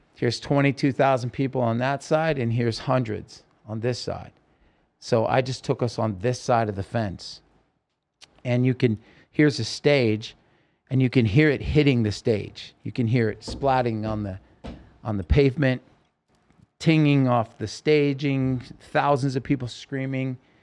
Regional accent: Oregon, United States; I grew up in Oregon

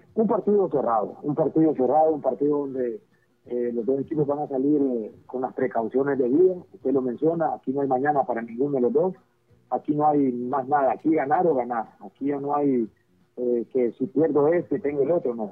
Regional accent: Honduras; como hondureño

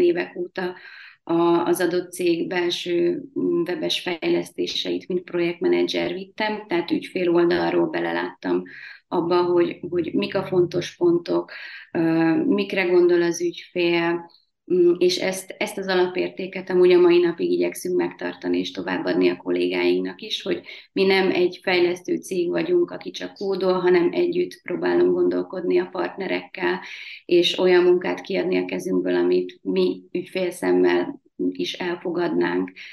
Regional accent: Tatabánya, Komárom-Esztergom, Hungary; Tatabányán születtem, tipikus panellánynak tartom magam

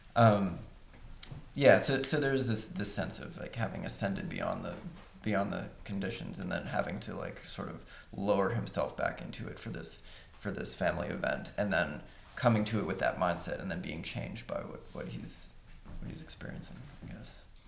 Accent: Huntington, West Virginia, United States; moved away as an adult; now in Cincinnati, United States; I'm from West Virginia

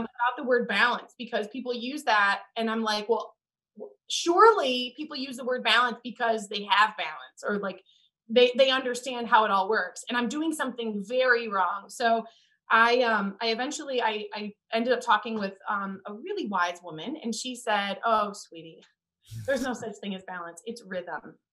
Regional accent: Indiana, United States; moved away as an adult; also born or lived in New Orleans; we're both from the Midwest, I'm from Indiana

